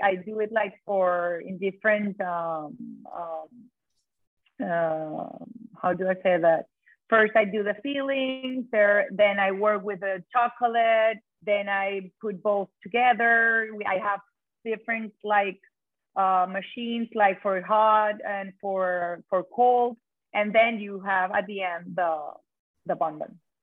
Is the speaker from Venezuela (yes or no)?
yes; Caracas, Capital District, Venezuela; moved away as an adult; also born or lived in Spain; now in Key Biscayne, United States; I'm born and raised in Caracas, Venezuela.